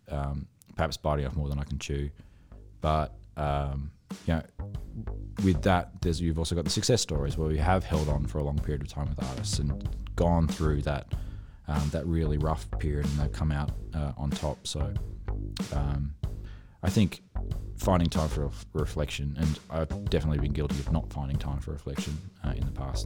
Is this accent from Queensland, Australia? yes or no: yes; Toowoomba, Queensland, Australia; I'm from Toowoomba